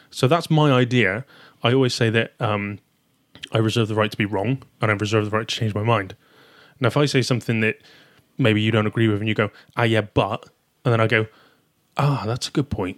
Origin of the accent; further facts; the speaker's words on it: Taunton, South West England, United Kingdom; accent: southern; now in Shrewsbury, United Kingdom; Originally from Taunton, Somerset